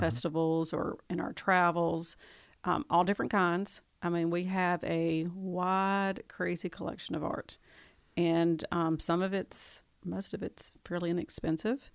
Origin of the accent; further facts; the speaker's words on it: Tupelo, Mississippi, United States; I moved here when I was ten